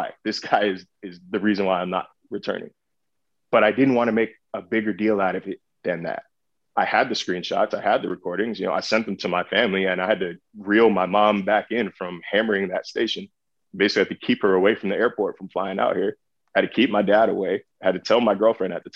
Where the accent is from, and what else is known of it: California, United States